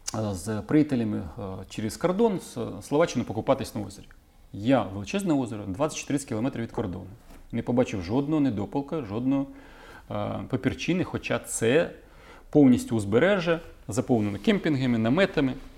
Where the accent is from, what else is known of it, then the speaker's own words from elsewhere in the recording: Kyiv, Ukraine; мій рідний Київ